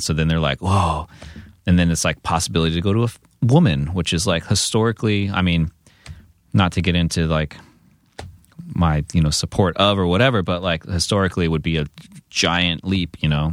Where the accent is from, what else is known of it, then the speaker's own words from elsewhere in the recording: San Diego, California, United States; moved away as an adult; also born or lived in Santa Cruz; now in Los Angeles, United States; growing up in San Diego